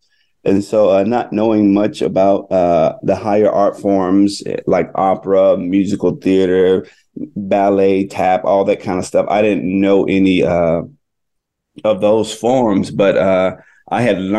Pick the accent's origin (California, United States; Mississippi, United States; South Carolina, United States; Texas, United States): Mississippi, United States; Itta Bena; now in New York, United States; I grew up in Itobina, Mississippi, which is a small little town in the Mississippi Delta. My father is a minister and pastor there in the Delta. And so I grew up around church